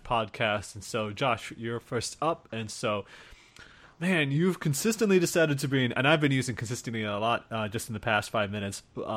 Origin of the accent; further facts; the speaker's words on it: Iowa, United States; now in California, United States; I'm from Iowa